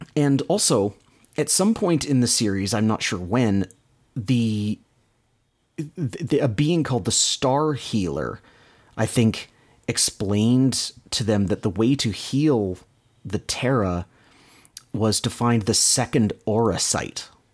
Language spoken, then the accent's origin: English; Canada; accent: Canadian; my Canadian accent.